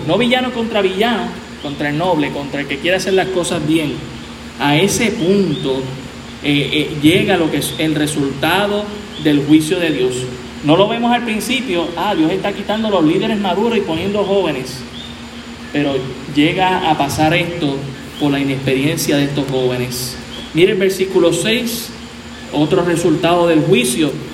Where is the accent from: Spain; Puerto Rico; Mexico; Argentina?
Puerto Rico